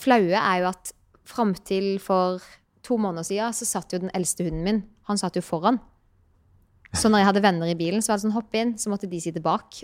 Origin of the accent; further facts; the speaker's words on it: Birkeland, Agder, Norway; moved away; Jeg er fra Birkeland